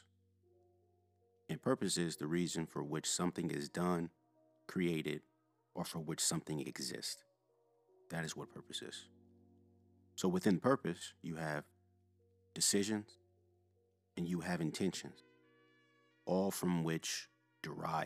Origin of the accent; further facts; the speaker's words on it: Louisville, Kentucky, United States; moved away as an adult; I'm originally from Louisville, Kentucky. I grew up in a middle-class household